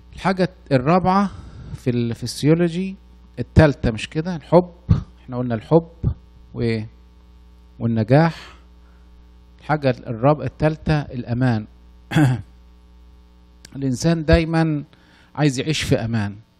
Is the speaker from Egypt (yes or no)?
yes; Upper Egypt, Egypt; أنا من الصعيد أصلاً